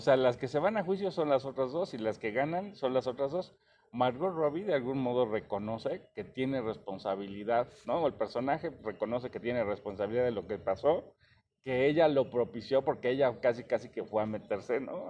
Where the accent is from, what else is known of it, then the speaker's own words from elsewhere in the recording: Mexico; nosotros como mexicanos